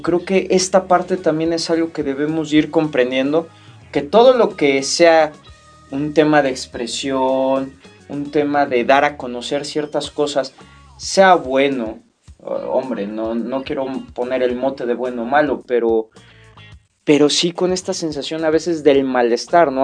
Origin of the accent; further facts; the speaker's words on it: Mexico; nuestra cultura como mexicanos